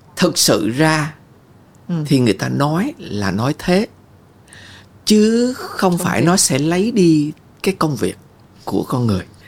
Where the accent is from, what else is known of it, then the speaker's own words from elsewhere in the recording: Vietnam; tôi lớn lên ở Việt Nam